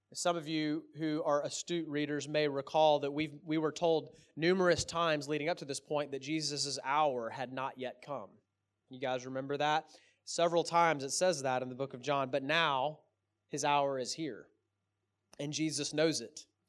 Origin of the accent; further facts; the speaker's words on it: Texas, United States; I'm from Texas